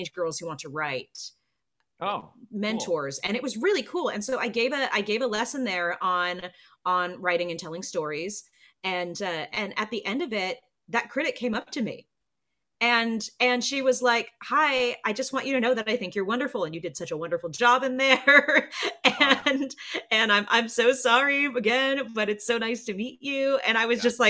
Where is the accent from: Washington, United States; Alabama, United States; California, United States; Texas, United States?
California, United States; Burbank; the size of my hometown, Burbank.